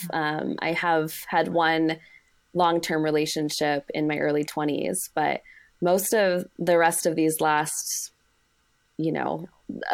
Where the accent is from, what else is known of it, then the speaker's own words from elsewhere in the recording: Arizona, United States; I'm from Arizona